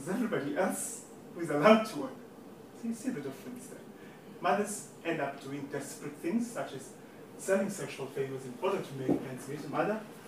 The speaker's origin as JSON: {"language": "English", "country": "South Africa", "moved": "yes", "lives_now": "Ireland", "said": "I come from the Republic of South Africa."}